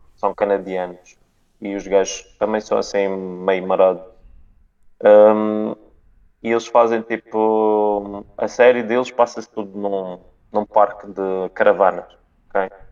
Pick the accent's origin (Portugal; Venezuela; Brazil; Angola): Portugal; Calheta, Madeira; da Ponta do Porvo. Da, do, da minha terra também